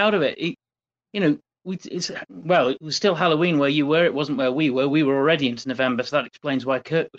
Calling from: South East England, United Kingdom; I say good morning because I'm calling from Surrey in the UK, where it's 20 past 4 a.m.

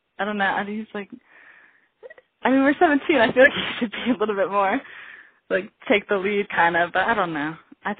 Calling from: Colorado, United States; I live in Colorado. I'm 17.

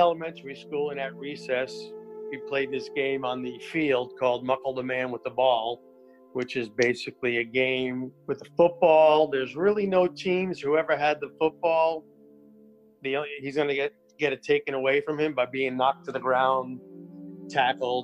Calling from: Wilmington, North Carolina, United States; calling from Wilmington, North Carolina

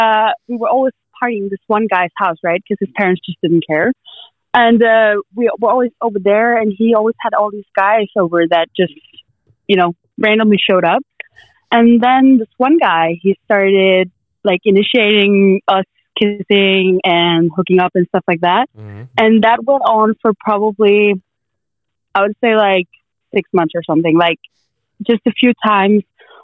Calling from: Denmark; I'm calling from Denmark.

